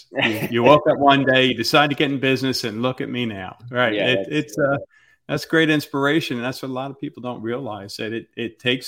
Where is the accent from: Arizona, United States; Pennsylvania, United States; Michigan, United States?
Pennsylvania, United States